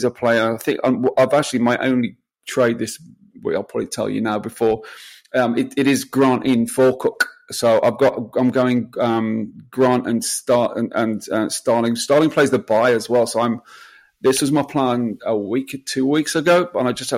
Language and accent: English; England, United Kingdom; I'm English.